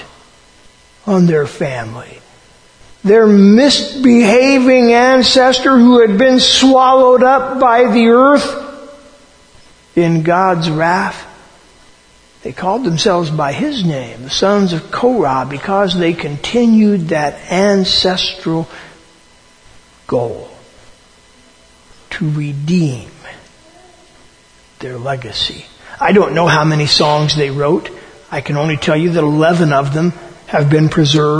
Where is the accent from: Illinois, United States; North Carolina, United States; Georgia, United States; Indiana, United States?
Indiana, United States; Eminence; now in East Canton, United States; I am from Eminence, Indiana. That is my hometown